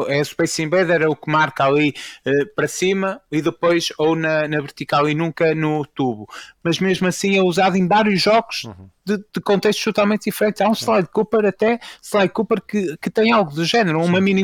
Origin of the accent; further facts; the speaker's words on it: Fafe, Braga, Portugal; acho que já ficou claro que eu, vou ser, que eu sou de Faf